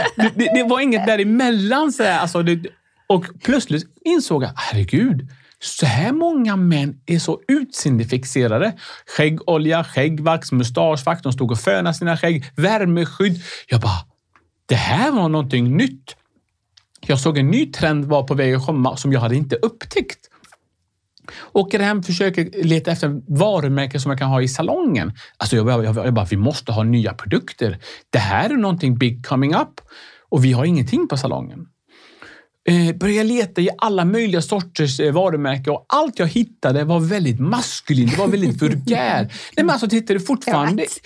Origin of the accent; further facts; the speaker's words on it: Sweden; Swedish is a second language; jag kom till Sverige när jag var nio år